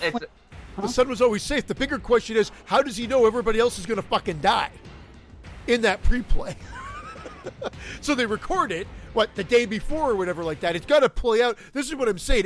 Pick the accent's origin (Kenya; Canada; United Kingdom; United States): Canada; I'm Canadian